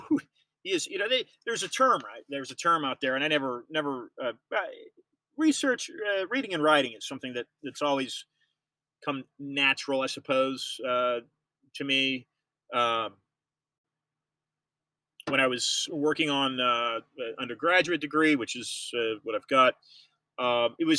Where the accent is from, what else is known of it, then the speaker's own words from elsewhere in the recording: United States; just an American. I'm just an American citizen